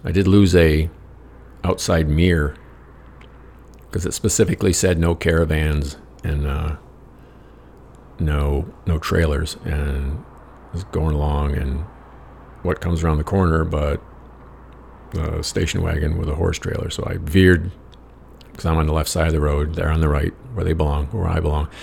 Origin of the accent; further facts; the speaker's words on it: United States; I said, America.